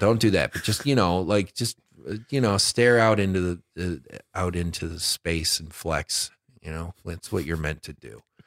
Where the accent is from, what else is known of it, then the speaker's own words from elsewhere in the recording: Detroit, Michigan, United States; moved away; I'm from Detroit